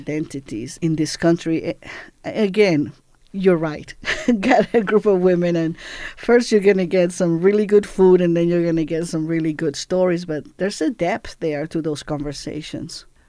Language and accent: English; Puerto Rico; moved away as an adult; also born or lived in Cuba; I grew up in Puerto Rico from age seven till about I was eighteen.